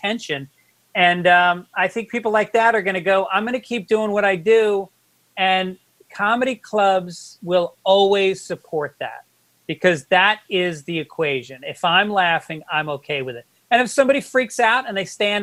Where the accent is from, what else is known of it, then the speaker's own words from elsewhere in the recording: New York City, New York, United States; I'm Bronx Irish Catholic